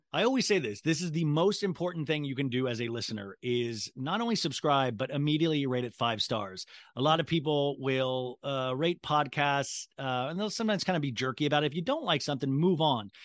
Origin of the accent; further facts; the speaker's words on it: Kansas, United States; moved away; I grew up in Kansas